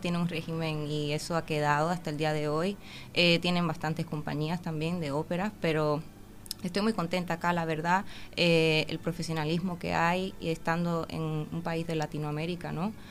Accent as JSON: {"language": "Spanish", "country": "Dominican Republic", "tie": "born or raised there", "also_born_or_lived": "Cincinnati, Ohio, United States / Sibiu, Romania", "moved": "as an adult", "lives_now": "Uruguay", "said": "a vivir allí cuando tenía ocho meses de edad. Entonces ah. me crié toda la vida y entonces me siento dominicana"}